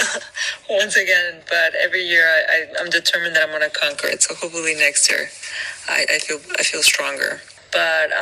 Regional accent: Miami, Florida, United States; I'm from Miami

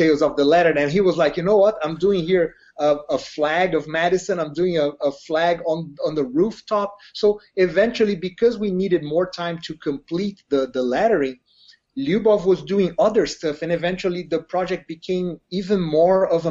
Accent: Brazil; moved away; I'm from Brazil

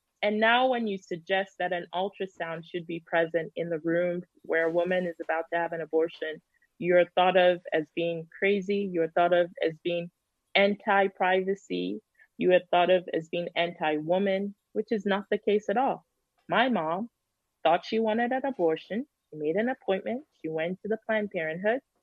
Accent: Minneapolis, Minnesota, United States; moved away as an adult; also born or lived in Illinois; now in Missouri, United States; I was born in Minneapolis

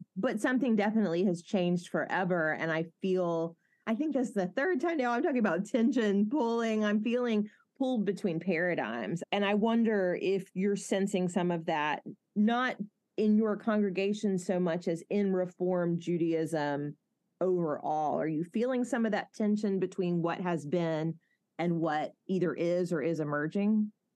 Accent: Mobile, Alabama, United States; accent: southern; I have a good friend, Bradley, who I grew up with in Mobile

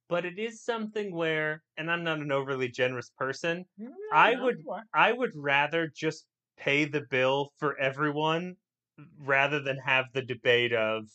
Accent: United States; We know who Ted is, and we're Americans.

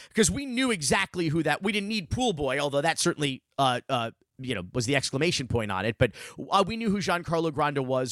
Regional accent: Miami, Florida, United States; growing up in Miami in the, in the nineteen eighties

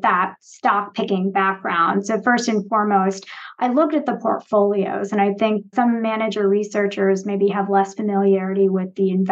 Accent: outside of Boston, Massachusetts, United States; moved away; also born or lived in Michigan / Chicago; I grew up outside of Boston

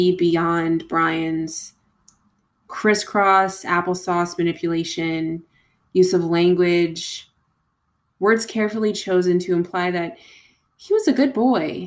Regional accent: Long Island, New York, United States; I'm also from Long Island.

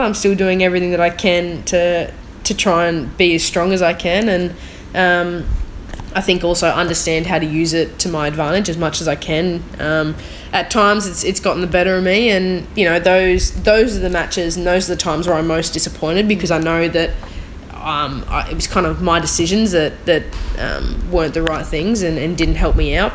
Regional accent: Australia; being an Australian

